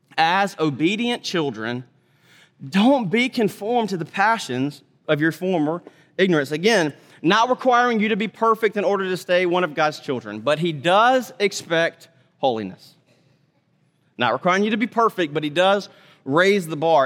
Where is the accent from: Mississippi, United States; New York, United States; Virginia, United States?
Mississippi, United States; moved away; also born or lived in Texas / North Carolina; I'm from Mississippi originally, lived in Texas longer than anything